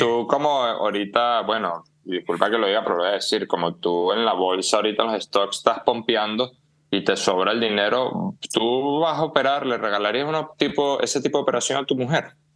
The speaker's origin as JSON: {"language": "Spanish", "country": "Venezuela", "also_born_or_lived": "Ecuador", "moved": "yes", "said": "el habla en Canarias son muy similares al nuestro"}